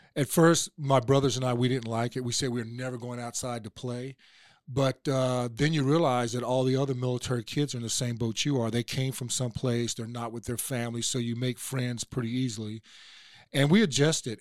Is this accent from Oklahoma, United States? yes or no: yes; Oklahoma, United States; now in Atlanta, United States; I was born in Oklahoma, uh, near Fort Sill, where my dad was in the Army